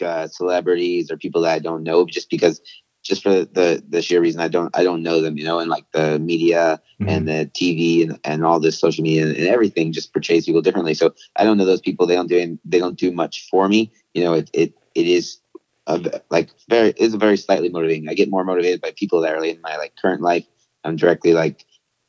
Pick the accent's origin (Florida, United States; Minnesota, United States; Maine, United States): Florida, United States; Florida Keys, United States; now in Miami, United States; I am originally from the Florida Keys